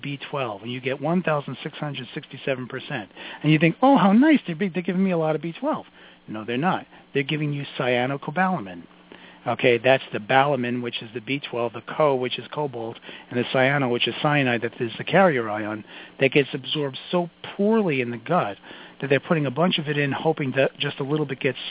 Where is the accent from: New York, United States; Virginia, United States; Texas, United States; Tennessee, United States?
New York, United States; New York City; I'm from Brooklyn. I talk fast.